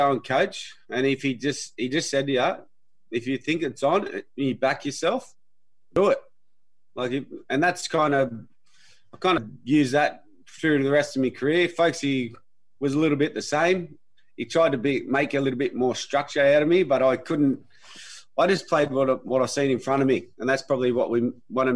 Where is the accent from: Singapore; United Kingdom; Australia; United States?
Australia; Sydney, New South Wales; I grew up in Mulpera, just in a west.